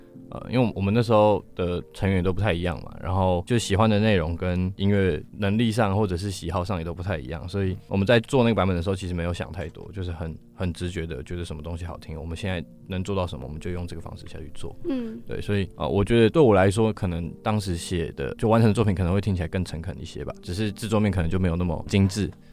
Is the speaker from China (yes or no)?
no; Taichung, Taiwan; moved away as an adult; now in Taipei, Taiwan; 因为我们都是台中人，就是我们台中乐团。然后我们是刚上台北的时候，其实超级迷茫的